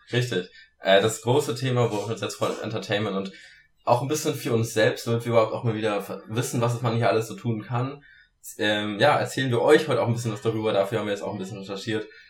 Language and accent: German; Germany; bei uns in Deutschland